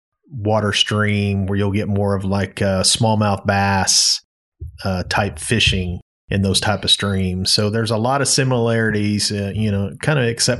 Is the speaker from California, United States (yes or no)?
no; Eureka Springs, Arkansas, United States; I'm originally from Eureka Springs.